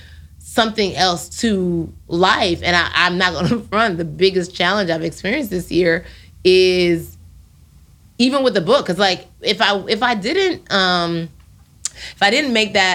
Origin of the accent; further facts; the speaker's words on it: Nigeria; Being Nigerian got me where I am. Like, having faith and having the green, white, green flag be on my back, like, I made it. Because I literally have a tattoo that says Nigerians don't finish last on my wrist.